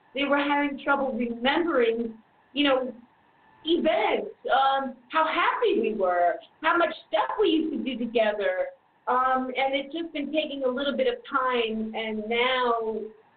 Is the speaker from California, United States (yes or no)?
no; New York City, New York, United States; moved away as an adult; now in Germany; I'm from the same county as Donald Trump, Queens